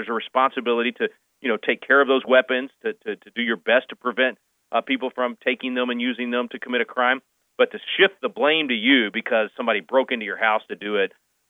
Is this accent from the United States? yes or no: yes; Little Rock, Arkansas, United States; now in Texas, United States; I admitted I was born in Little Rock.